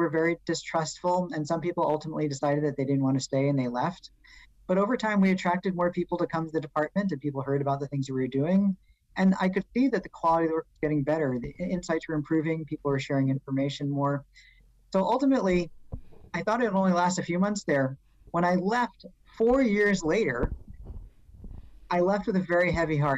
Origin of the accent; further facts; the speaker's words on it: New York City, New York, United States; being a New Yorker